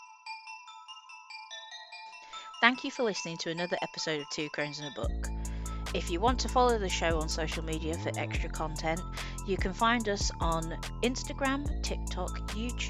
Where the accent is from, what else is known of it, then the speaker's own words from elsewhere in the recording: Ireland; I'm Irish.